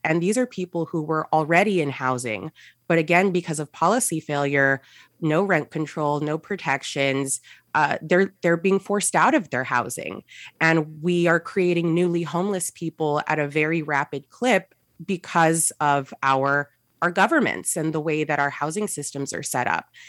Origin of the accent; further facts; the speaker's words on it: San Gabriel Valley, California, United States; I grew up in the San Gabriel Valley